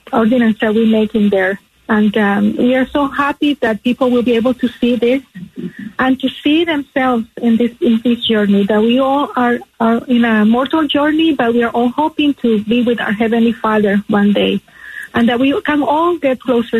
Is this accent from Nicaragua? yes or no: yes; Nicaragua; moved away; being from Latin America, I'm originally from Nicaragua